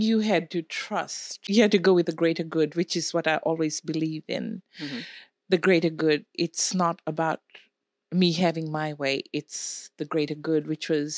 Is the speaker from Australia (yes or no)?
no; Fiji; moved away; I grew up in the Fiji Islands